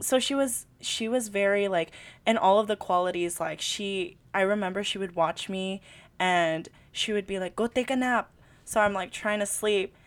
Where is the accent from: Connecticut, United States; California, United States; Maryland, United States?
California, United States; first language Tagalog; English is a second language; I live in California